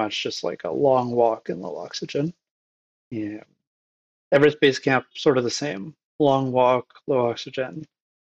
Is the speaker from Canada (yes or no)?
yes; Canada; born or raised there; also born or lived in Egypt